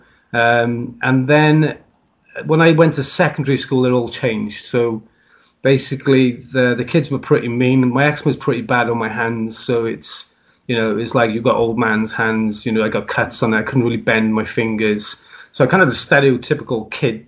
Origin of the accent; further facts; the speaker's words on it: South Wales, United Kingdom; I'm from South Wales. I'm very proud of being Welsh, like every other Welshman.